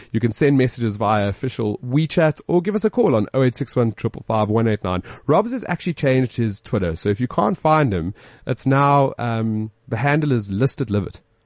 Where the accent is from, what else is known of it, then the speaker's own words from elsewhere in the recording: Johannesburg, Gauteng, South Africa; We're from Joburg